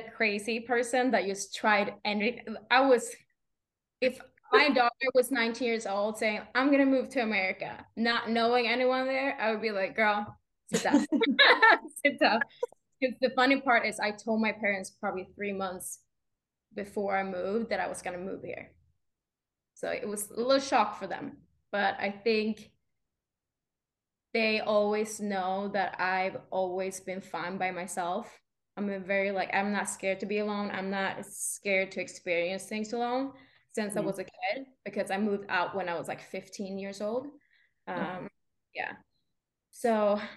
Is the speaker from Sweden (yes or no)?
yes; Sweden; moved away; not even Swedish people knows where I'm from because it's such a small town that I grew up with like two neighbors